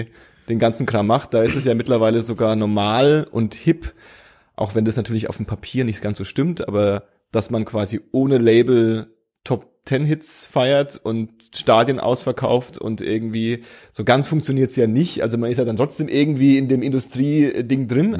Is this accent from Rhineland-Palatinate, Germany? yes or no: no; Franconia, Bavaria, Germany; accent: Franconian; moved away; ich habe nie so richtig hart fränkisch Dialekt gesprochen. Ich hatte immer nur so diesen Akzent